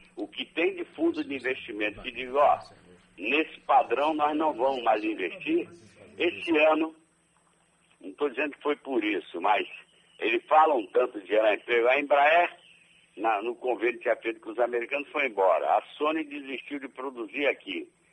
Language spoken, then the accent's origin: Portuguese; Brazil; eu sou brasileiro